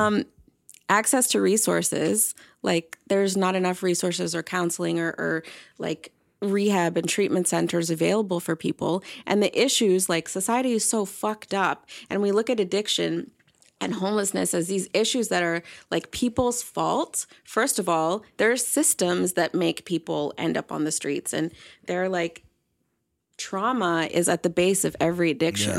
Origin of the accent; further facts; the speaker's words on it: Toronto, Ontario, Canada; now in Vancouver Island, Canada; I'm from Toronto